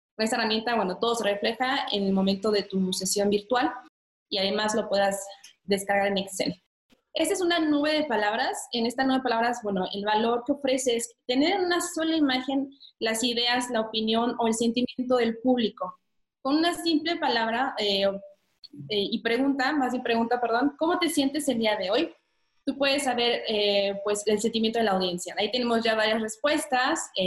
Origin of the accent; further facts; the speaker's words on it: Mexico; moved away as an adult; also born or lived in France; decidí regresarme a México porque ya extrañaba mucho mi país